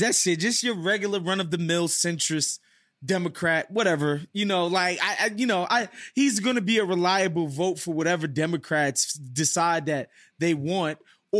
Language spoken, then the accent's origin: English; United States; But I remember thinking to myself, as an American, being there, and it kind of, not going to lie, it ruined my last night in Spain.